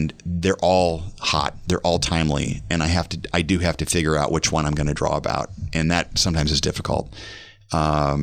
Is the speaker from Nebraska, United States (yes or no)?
yes; Omaha, Nebraska, United States; also born or lived in Austria; I'm born and raised in Omaha, and I know the streets like the back of my hand.